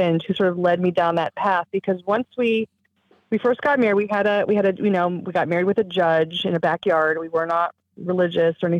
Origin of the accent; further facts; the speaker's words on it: Southern California, United States; I grew up in Southern California